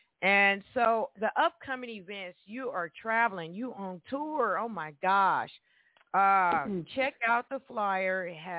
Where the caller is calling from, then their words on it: Evansville, Indiana, United States; And I'm calling from Evansville, Indiana. Hey, Evansville natives out there.